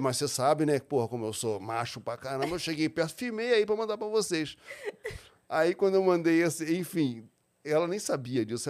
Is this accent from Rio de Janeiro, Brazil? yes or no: yes; Rio de Janeiro, Brazil; Nasci na Vila da Penha, um subúrbio carioca